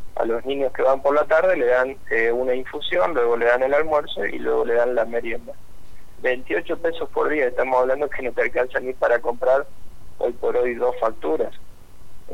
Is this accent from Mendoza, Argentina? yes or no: no; Rafaela, Santa Fe, Argentina; yo soy de la, de la ciudad de Rafaela